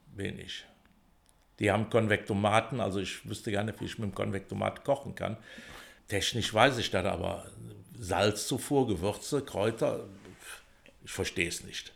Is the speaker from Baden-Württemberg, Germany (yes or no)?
no; Bonn, North Rhine-Westphalia, Germany; bin in Pützchen geboren, also in Pützchen aufgewachsen